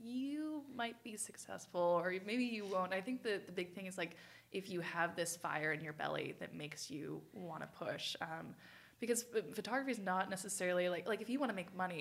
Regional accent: Chico, California, United States; also born or lived in Paradise, California; Came here when I was 3 years old to Paradise, California.

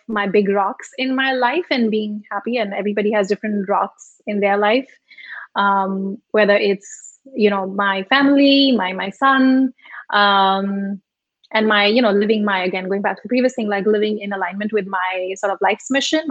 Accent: Mumbai, Maharashtra, India; first language Malvi; English is a second language; moved away as an adult; also born or lived in Rajasthan; I was born and brought up in Mumbai

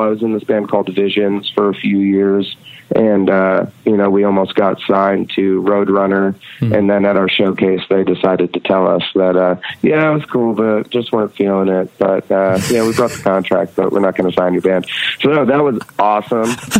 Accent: Red Hook, New York, United States; also born or lived in Rhinebeck, New York; I grew up, or I was born in Rhinebeck, New York, and grew up in Red Hook, New York

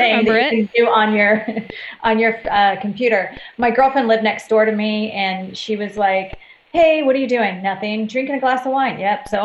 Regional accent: Glendora, California, United States; now in Orange County, United States; I grew up in Glendora, California

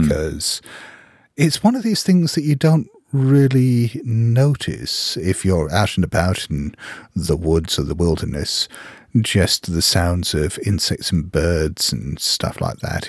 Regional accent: Hong Kong; also born or lived in Geneva, Switzerland; When I was a kid, Hong Kong was like one big building site

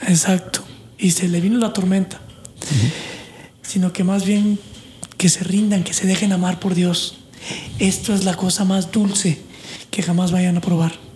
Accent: Mexico; now in United States; yo vengo de México o Latinoamérica católico de pues de fin de semana

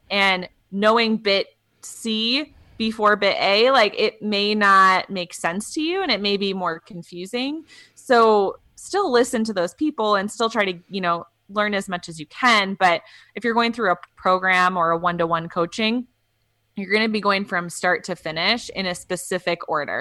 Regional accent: Wisconsin, United States; I'm from Wisconsin

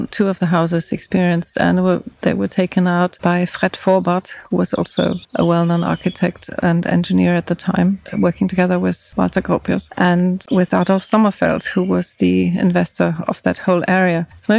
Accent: Frankfurt, Hesse, Germany; also born or lived in United Kingdom; I was born in Frankfurt. {S1} Oh, okay. {S2} Originally. And then I stayed in Frankfurt am Main until the late 70s. And then my family moved to the UK.

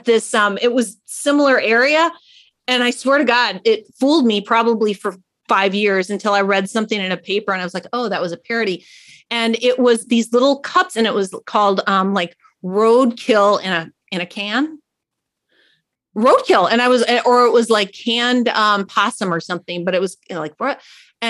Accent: between Madison and Milwaukee, Southern Wisconsin, United States; I'm a little north. I'm from Wisconsin

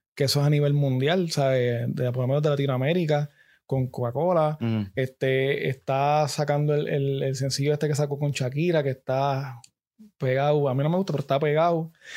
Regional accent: Gurabo, Puerto Rico; yo soy de Gurabo

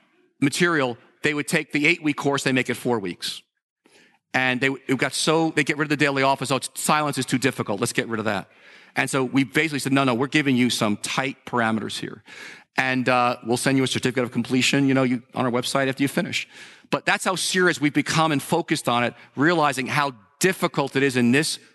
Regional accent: New York, United States; We're from New Yorkers. We tend to be cynical towards a lot of things.

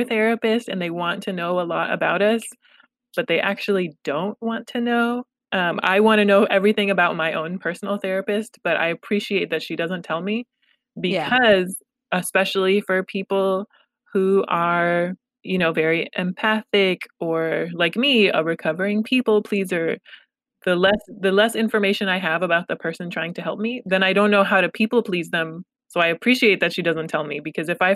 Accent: Los Angeles, California, United States; first language Pashto; English is a second language; My family is from Afghanistan, and I was born in Los Angeles

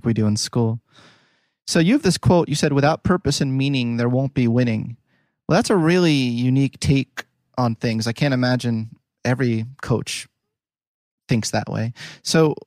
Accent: Philadelphia, Pennsylvania, United States; I'm from Philly.

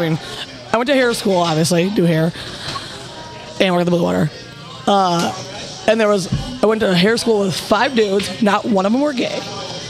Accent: Algonac, Michigan, United States; I'm at 07, but I'm from Algonac.

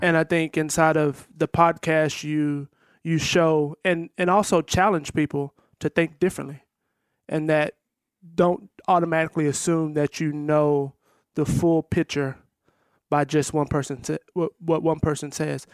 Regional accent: Texas, United States; I'm from Texas

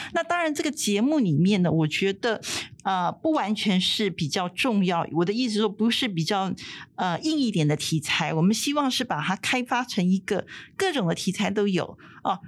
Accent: Taiwan; 我们台湾人民

